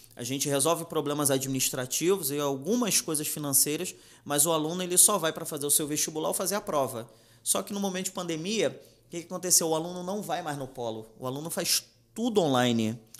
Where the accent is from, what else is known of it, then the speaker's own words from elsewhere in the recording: Rio de Janeiro, Brazil; also born or lived in Ramos; now in Nilópolis, Brazil; Eu nasci numa numa colônia de pescadores bem pequenininha lá da Ilha do Governador